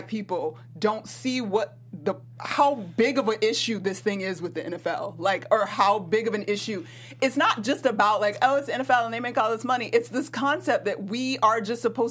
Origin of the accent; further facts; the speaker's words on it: Atlanta, Georgia, United States; I'm from Atlanta